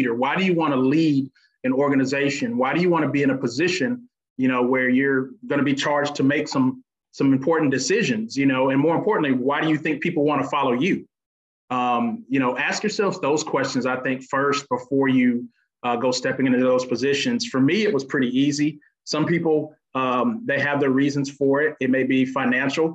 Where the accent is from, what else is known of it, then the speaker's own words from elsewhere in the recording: Panama City, Florida, United States; now in Alabama, United States; I'm actually originally from Florida. Panama City is actually my home. So I'm not a native of Alabama, but I've been there long enough to call Alabama my home now